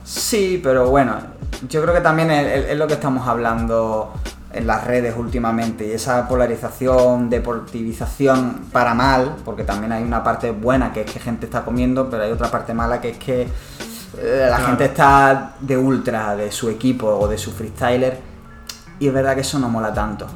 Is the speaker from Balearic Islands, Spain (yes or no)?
no; Málaga, Andalusia, Spain; en Málaga, que nosotros somos de Málaga